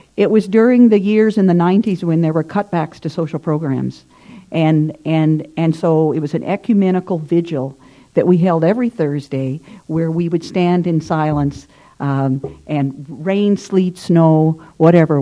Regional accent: Southern Illinois, United States; now in Ottawa, Canada; I'm from Southern Illinois originally, and in Southern Illinois, you, I grew up in the rural area

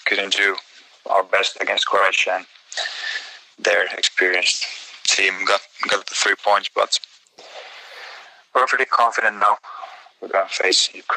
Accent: Finland; I'm from Finland

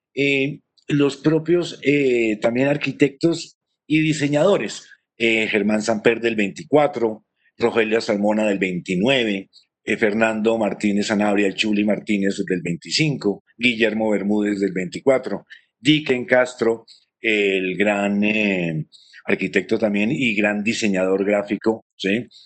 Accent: Colombia; identificarnos como, como colombianos

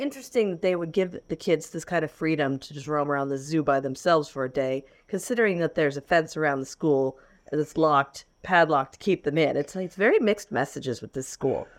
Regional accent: Florida, United States; I grew up in Florida

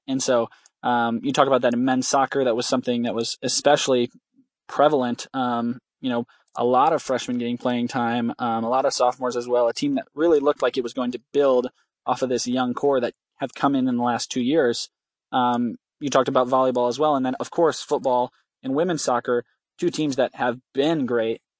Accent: West Michigan, United States; I'm from West Michigan

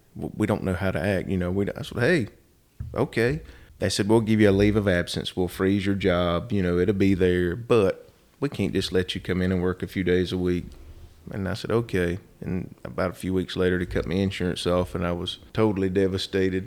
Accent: Rockingham, North Carolina, United States; also born or lived in Atlanta / Cincinnati / Cumberland, Maryland; Born and raised in Rockingham, actually.

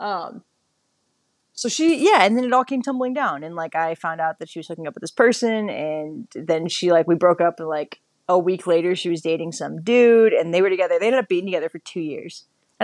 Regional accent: Midwest, United States; I'm from the Midwest

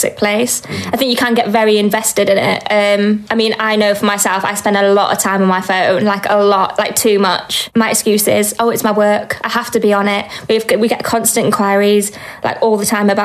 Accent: Wales, United Kingdom; now in Lancaster, United Kingdom; I'm originally from Wales, but I currently live in Lancaster, near the Lake District.

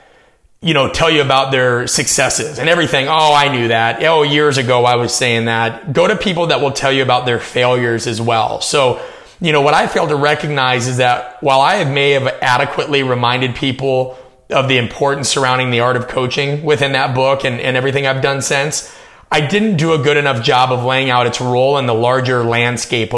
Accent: Omaha, Nebraska, United States; I'm from Omaha, Nebraska. I grew up in the suburbs.

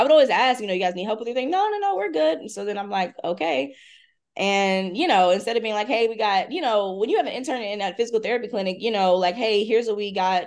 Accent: Hampton, Virginia, United States; I grew up in Hampton, Virginia

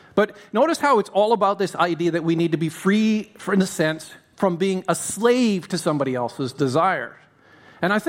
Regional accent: Canada; I'm Canadian, in case you were wondering why I sound American. I'm Canadian.

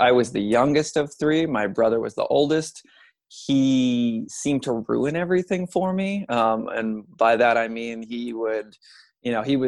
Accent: Long Island, New York, United States; So I'm originally from Long Island, New York. I grew up in a family of five

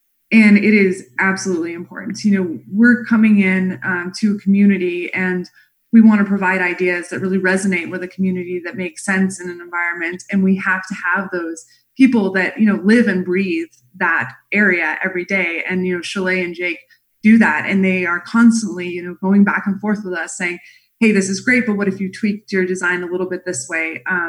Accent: Wyoming, United States; also born or lived in Montana / Colorado; My father worked for the U.S. Forest Service. And so I grew up outside of National Forest in Wyoming and Montana and Colorado my whole life. So big nature was my backyard.

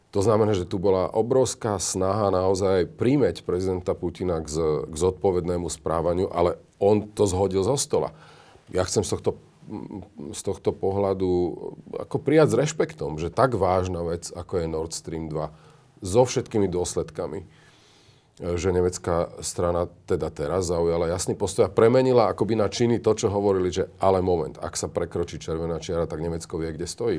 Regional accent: Slovakia

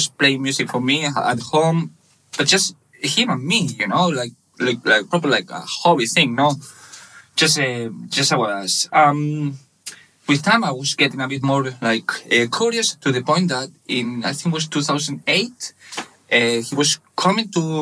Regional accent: Barcelona, Catalonia, Spain; English is a second language; moved away as an adult; also born or lived in Ponferrada, Spain; I'm from Barcelona, Catalan. I was born in 1985

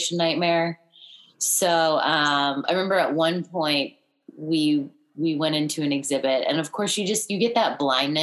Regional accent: Missouri, United States; moved away as an adult; also born or lived in New York / Santa Barbara / Los Angeles; now in Florida, United States; I grew up mostly in Missouri. We moved there when I was in elementary school, lived there for a long time. I went to college there

